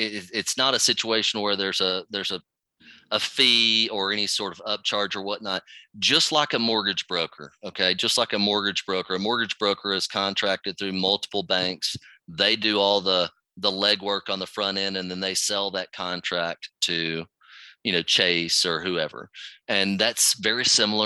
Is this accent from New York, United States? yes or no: no; Dallas, Texas, United States; I'm from Dallas-Fort Worth area